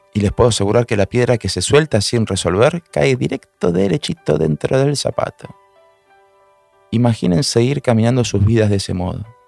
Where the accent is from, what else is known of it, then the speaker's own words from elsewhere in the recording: Buenos Aires, Argentina; soy de Buenos Aires, Argentina.